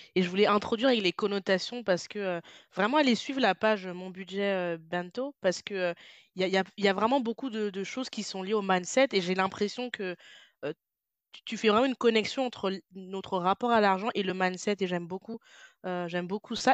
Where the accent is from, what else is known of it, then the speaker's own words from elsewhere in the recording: France; moved away; je suis française, même si je ne vis plus en France